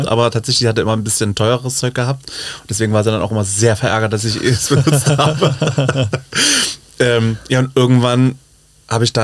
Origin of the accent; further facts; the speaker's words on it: Leipzig, Saxony, Germany; Leipzig in meiner Heimat, die mich unter die Fittiche genommen hat, aber mit der Prämisse, ich schmink dich einmal, dann muss es von alleine können.